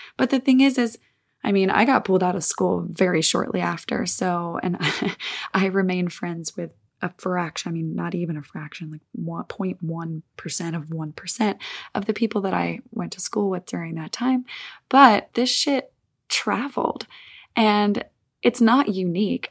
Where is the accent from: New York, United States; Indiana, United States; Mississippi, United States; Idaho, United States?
Mississippi, United States; Olive Branch; now in California, United States; I spent some time in my hometown in Olive Branch, Mississippi, good old Southern America.